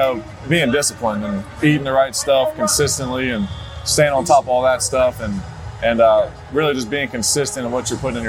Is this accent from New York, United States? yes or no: no; Columbus, Ohio, United States; And I'm from Columbus as a kid growing up, being a huge, you know, sports fan, Ohio State fan.